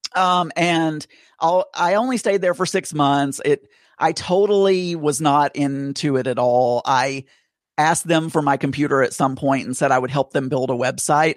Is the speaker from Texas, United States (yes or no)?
no; South Arkansas, United States; I grew up in Arkansas and in a very small town, about six thousand people.